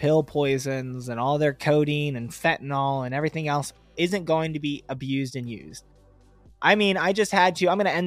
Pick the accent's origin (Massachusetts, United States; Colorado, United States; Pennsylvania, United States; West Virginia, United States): Pennsylvania, United States; Pittsburgh; I'm from Pittsburgh, Pennsylvania